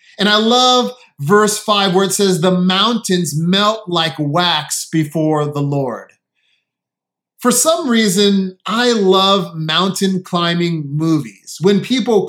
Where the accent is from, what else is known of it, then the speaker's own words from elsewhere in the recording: San Diego, California, United States; now in Connecticut, United States; I grew up in San Diego